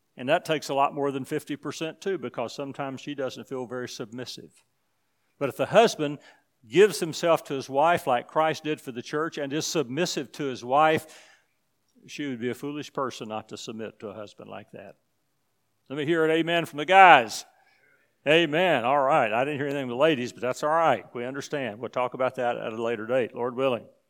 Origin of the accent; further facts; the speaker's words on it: United States; I'm from the United States